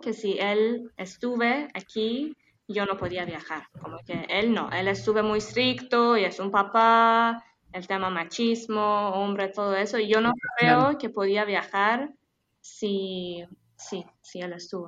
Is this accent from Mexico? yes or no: no; Tehran, Tehran Province, Iran; Spanish is a second language; moved away as an adult; Yo soy de Teherán, de capital de Irán, una chica que, bueno, nací en la ciudad